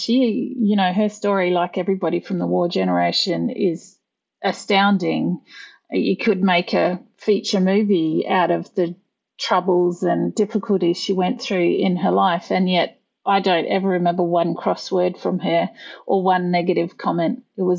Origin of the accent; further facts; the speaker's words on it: Western Australia, Australia; Yeah, I grew up in Western Australia. I was born in the wheat belt out there, which is, you know, just kind of to the southeast of Perth.